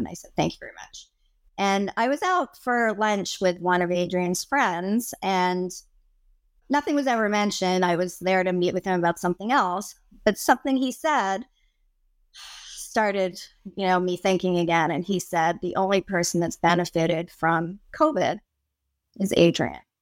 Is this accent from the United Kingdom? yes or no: no; Canada; I'm Canadian